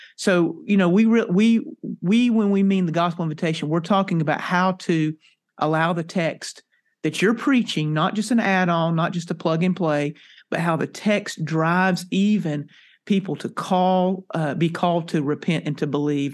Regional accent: North Carolina, United States; now in Texas, United States; I, uh, am a native, uh, came from North Carolina. I'm now a Texan.

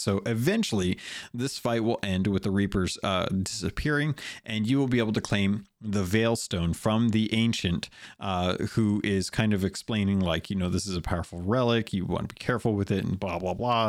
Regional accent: United States; I'm an American.

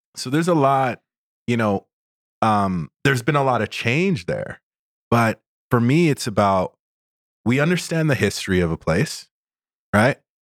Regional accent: Toronto area, Ontario, Canada; also born or lived in Sudbury, Ontario; we moved to Toronto area when I was five

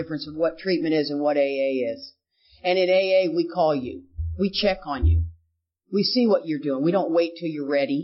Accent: Houston, Texas, United States; I grew up in Houston, Texas.

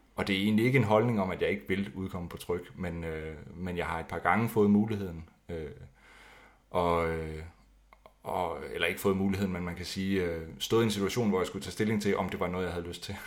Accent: Skive, Central Denmark Region, Denmark; jeg kommer fra Skive, eller lidt uden for Skive

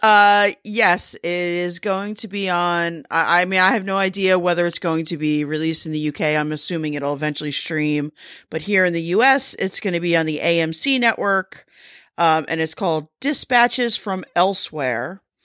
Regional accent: United States; I'm American

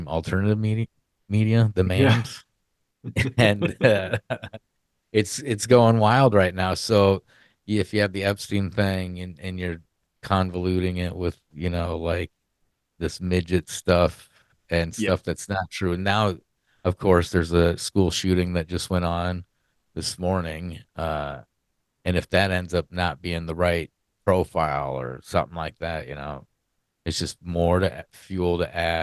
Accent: Iowa, United States; my home state of Iowa

